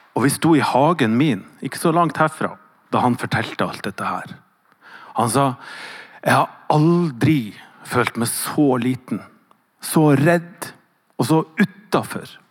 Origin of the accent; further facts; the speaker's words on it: Northern Norway, Norway; accent: Northern Norwegian dialect; Så når jeg hører leser hva Jesus sier, så er det alltid på min dialekt.